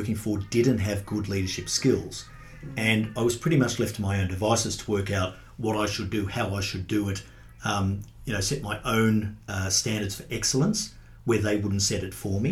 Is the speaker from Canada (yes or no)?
no; Sydney, New South Wales, Australia; moved away as an adult; now in Brisbane, Australia; I was brought up in Sydney